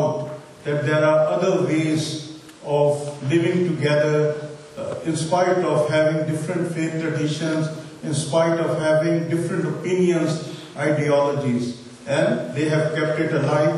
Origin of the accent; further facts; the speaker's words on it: Pakistan; moved away as an adult; now in Istanbul, Turkey; As I come from Pakistan, and it is last 5 years that I am in Istanbul